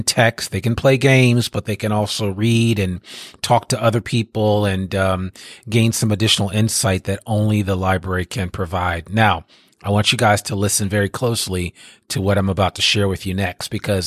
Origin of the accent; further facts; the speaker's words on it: Teaneck, New Jersey, United States; when I was growing up in Teaneck, New Jersey